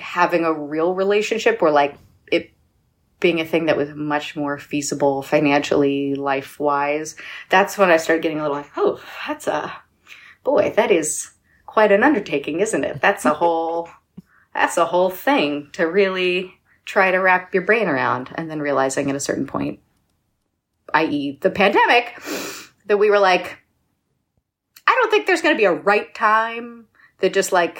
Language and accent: English; Bucks County, Philadelphia suburbs, Pennsylvania, United States; moved away; As a Philly-ish, I should say Philly, but, like, really the burbs native